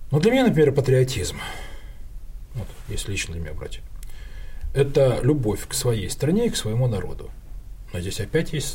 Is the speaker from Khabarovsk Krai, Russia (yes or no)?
yes; Khabarovsk, Khabarovsk Krai, Russia; born there; also born or lived in Kharkiv, Ukraine / Petropavl, Kazakhstan / Ganja, Azerbaijan; То есть я жил в Харькове, я родился в Хабаровске, я жил, кстати, в Северном Казахстане, это вот э, Петропавловск казахский, жил в Кировабаде, это нынешняя Гянджа.